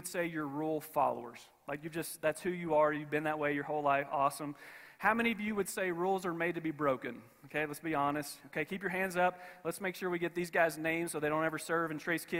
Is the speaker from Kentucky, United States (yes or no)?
yes; Kentucky, United States; now in Colorado, United States; I come from Kentucky